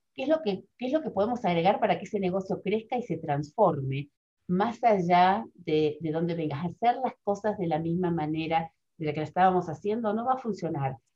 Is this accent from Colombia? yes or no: no; Argentina; moved away as an adult; also born or lived in Spain; cuando regresé a Argentina, también fue un shock porque yo veía que yo había cambiado formas de ver y que en mi país, de donde yo este, soy original